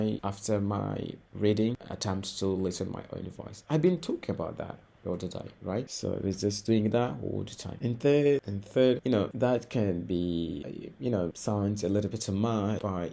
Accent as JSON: {"language": "English", "country": "Mozambique", "first_language": "Portuguese", "second_language": "English", "said": "I was studying English in Mozambique, and here we do speak Portuguese as our mother tongue, our national language. Actually, by the way, Portuguese is my mother tongue."}